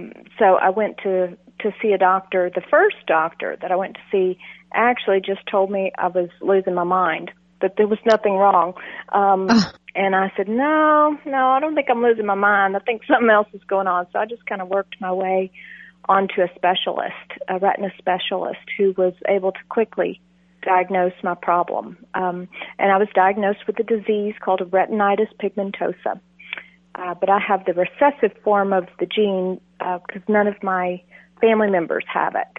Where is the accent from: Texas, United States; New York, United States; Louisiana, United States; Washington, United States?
Texas, United States; I'm from Texas